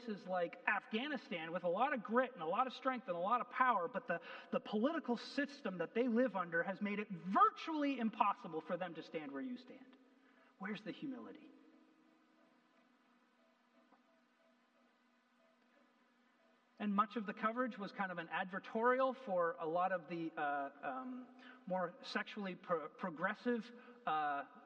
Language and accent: English; Canada; I'm a Canadian